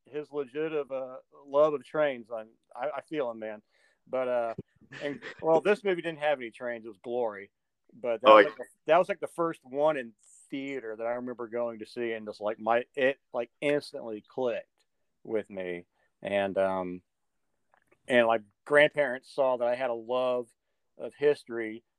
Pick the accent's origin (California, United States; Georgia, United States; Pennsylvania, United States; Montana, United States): Georgia, United States; Stone Mountain; So I am one of those guys that's actually from the Atlanta metro area. I grew up around Stone Mountain